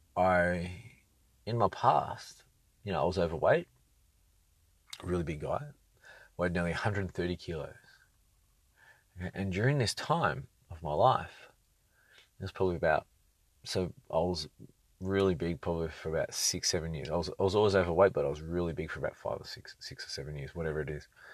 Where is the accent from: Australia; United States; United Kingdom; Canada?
Australia; Sydney, New South Wales; moved away as an adult; now in Brisbane, Australia; Sydney's great. It was my, it was where I learned a lot, learned a lot of lessons growing up and connected with, with all my people